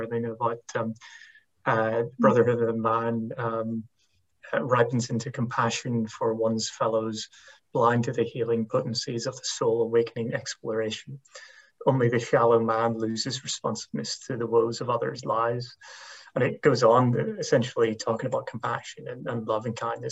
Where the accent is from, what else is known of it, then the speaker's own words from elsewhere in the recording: Northern Ireland, United Kingdom; Coming from a Northern Irish Protestant Catholic background